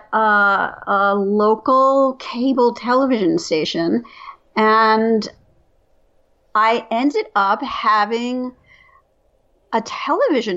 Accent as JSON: {"language": "English", "region": "New York", "country": "United States", "tie": "born or raised there", "said": "I grew up in New York"}